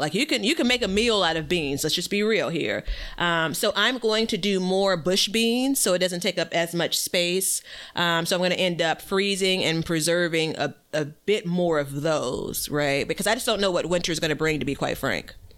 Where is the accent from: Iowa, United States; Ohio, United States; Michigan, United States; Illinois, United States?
Illinois, United States; Chicago; born and raised in Chicago, Illinois